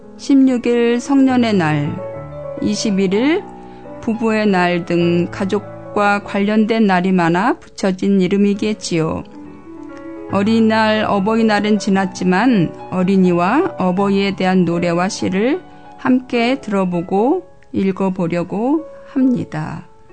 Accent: South Korea; moved away; 이곳에 사는 저희들은 모두 태어난 나라를 떠나 살고 있는 사람들이잖아요

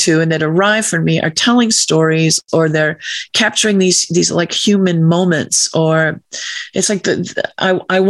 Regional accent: Massachusetts, United States; when I was a teenager in my hometown, the high school kids were given a box of paints and some Christmas cards, and we went out to paint the merchant's windows in my small town in Massachusetts

